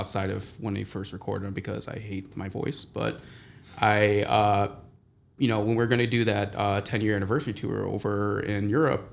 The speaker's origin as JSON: {"language": "English", "town": "Chicago", "region": "Illinois", "country": "United States", "tie": "born or raised there", "said": "I grew up in Chicago"}